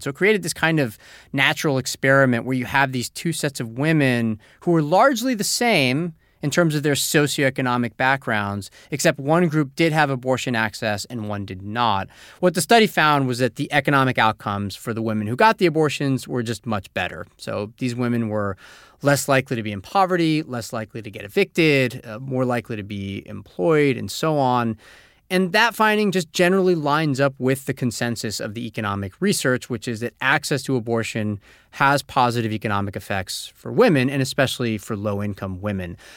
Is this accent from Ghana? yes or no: no; Canada; moved away as an adult; now in Taipei, Taiwan; I'm originally from Canada, but I've been living in Taipei, Taiwan, teaching English for the last five years.